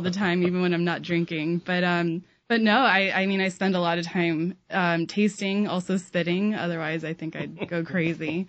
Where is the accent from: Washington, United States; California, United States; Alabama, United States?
California, United States; Sonoma County; moved away; I grew up in Sonoma County, California